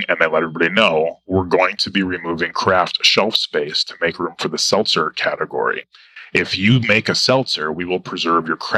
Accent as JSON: {"language": "English", "town": "Milwaukee", "region": "Wisconsin", "country": "United States", "tie": "born or raised there", "said": "it's my hometown"}